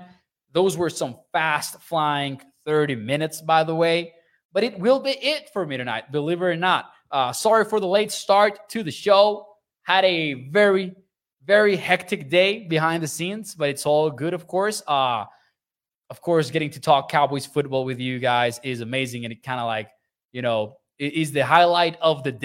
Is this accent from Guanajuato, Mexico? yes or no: no; Chihuahua, Mexico; moved away; I'm from Chihuahua. I'm from the north